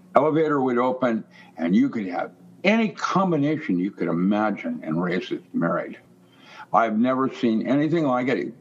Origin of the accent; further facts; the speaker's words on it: Seattle, Washington, United States; I grew up in Seattle.